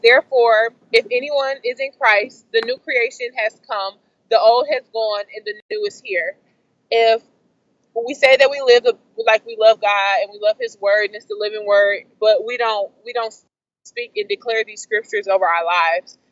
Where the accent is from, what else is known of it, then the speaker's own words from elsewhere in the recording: Detroit, Michigan, United States; I'm from the Metro Detroit area